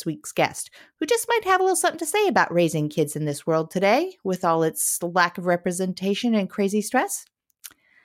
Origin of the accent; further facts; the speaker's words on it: Redondo Beach, California, United States; I grew up in Redondo Beach, California